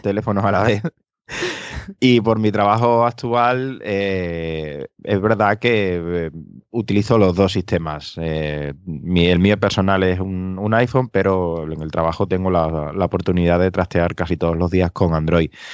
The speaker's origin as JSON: {"language": "Spanish", "region": "Extremadura", "country": "Spain", "moved": "yes", "lives_now": "Seville, Spain", "said": "desde Sevilla, aunque soy de Extremadura"}